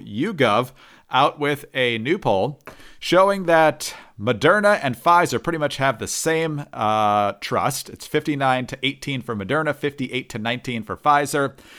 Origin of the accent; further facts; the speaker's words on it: Michigan, United States; my home state of Michigan